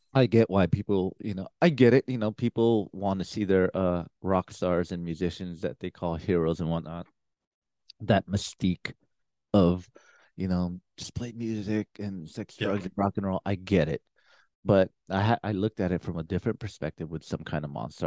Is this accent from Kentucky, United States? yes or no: no; San Francisco, California, United States; I grew up in San Francisco